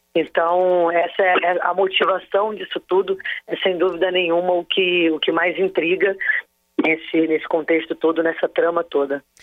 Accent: Rio de Janeiro, Brazil; moved away; enquanto carioca

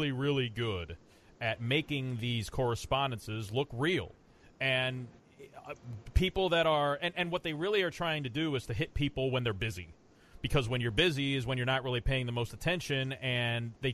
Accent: Ohio, United States; now in Florida, United States; I come from Ohio, and living down in Florida

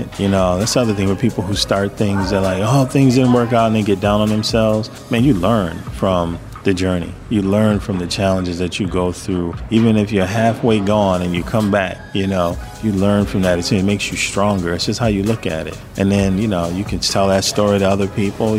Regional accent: Madison, Wisconsin, United States; I only had white teachers my whole life growing up in Madison

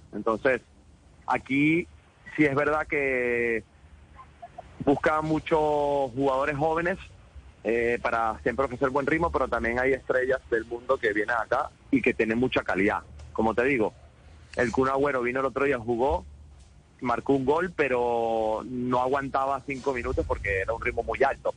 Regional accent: Venezuela; como venezolanos tenemos que aprender de los colombianos

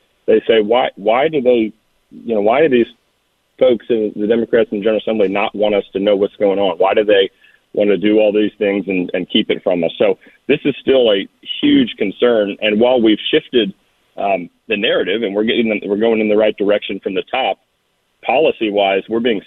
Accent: Midlothian, Virginia, United States; So I grew up in Midlothian.

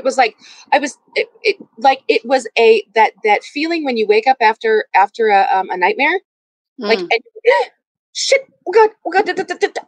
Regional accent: Silicon Valley, Northern California, United States; moved away as an adult; also born or lived in Tempe, Arizona; now in Sheboygan, United States; I'm originally from Northern California, Silicon Valley. Uh huh. I was born and raised there

